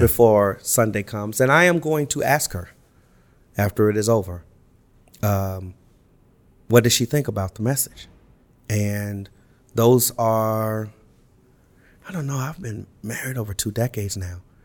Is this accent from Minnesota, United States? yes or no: no; Los Angeles, California, United States; I grew up in Los Angeles